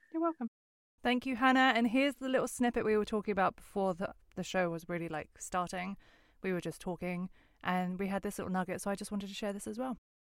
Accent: Westcliff-on-Sea, East of England, United Kingdom; where I grew up in West Cliff

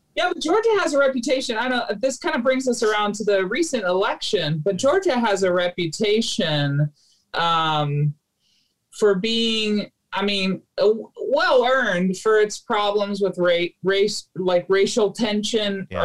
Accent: Philippines; moved away; I grew up in the Philippines

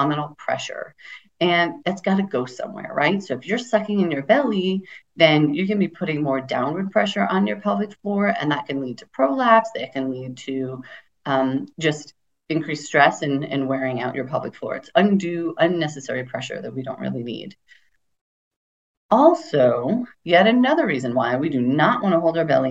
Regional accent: United States; I grew up in America.

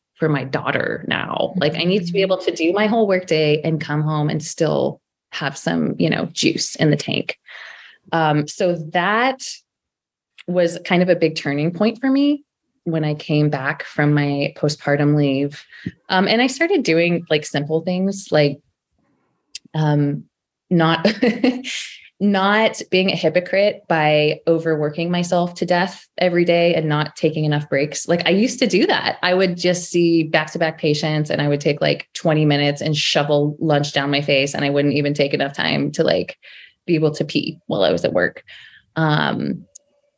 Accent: Sacramento, California, United States; moved away as an adult; also born or lived in San Francisco Bay Area; I'm from Sacramento. My family lives here.

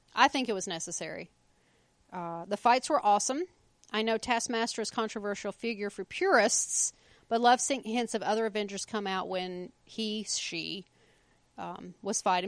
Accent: United States; I'm American

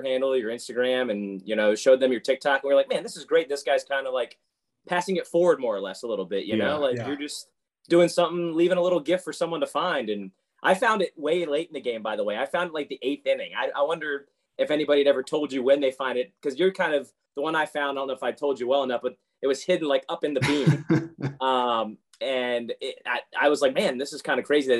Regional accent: Richmond, Virginia, United States; now in Pittsburgh, United States; Born and raised in Richmond

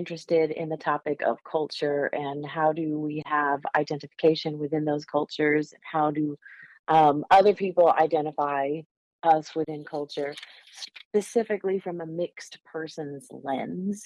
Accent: Northeast, United States; moved away; I grew up in the Northeast

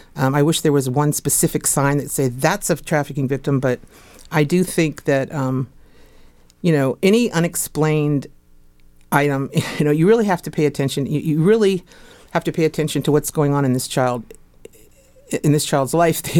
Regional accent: Fairfax, Virginia, United States; moved away; also born or lived in New York City; I'm originally from Fairfax

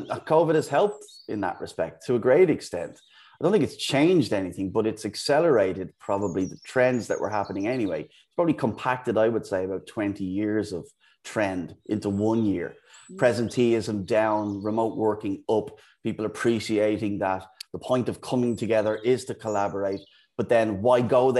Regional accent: Dublin, Leinster, Ireland; moved away as an adult; also born or lived in United Kingdom / Amsterdam; now in Bristol, United Kingdom; as you can probably tell from the accent. I'm from Ireland, from Dublin. I've lived in the UK for the last 17 years.

